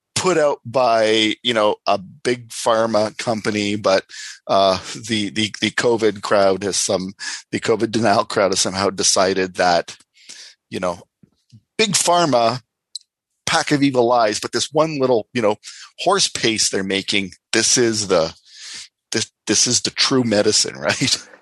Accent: Canada

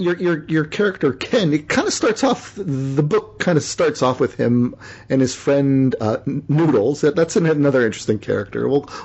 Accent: Canada; also born or lived in Toronto; I'm a Canadian.

